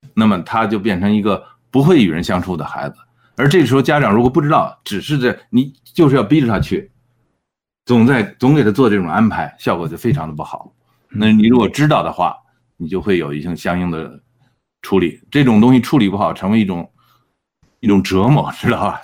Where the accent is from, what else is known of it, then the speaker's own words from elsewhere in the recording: China; now in Edmonton, Canada; 那我们中国人在埃德蒙顿呢，大概是百分之十